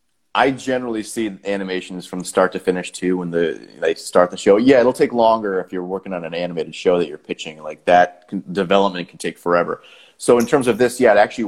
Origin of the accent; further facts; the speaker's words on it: Winchester, Massachusetts, United States; I grew up just outside Boston in a town called Winchester, Massachusetts